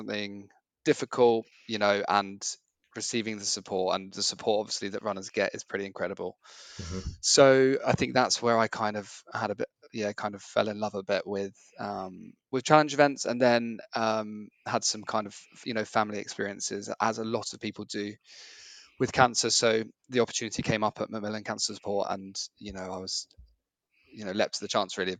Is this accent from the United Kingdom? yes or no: yes; Cambridge, East of England, United Kingdom; being from Cambridge, I felt like I had to do my hometown half